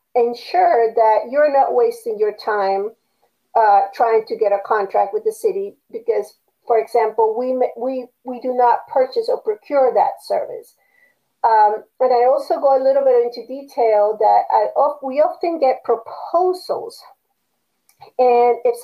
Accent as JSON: {"language": "English", "country": "Panama", "moved": "yes", "said": "I was used to in Panama, you know, it did not matter if someone was black or white or Chinese or Japanese or Indian from India or native Panamanian, you just got along with everyone"}